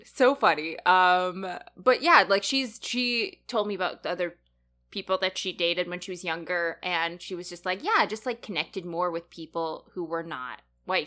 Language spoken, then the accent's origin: English; Canada; I grew up in Canada, I'm more associated with that culture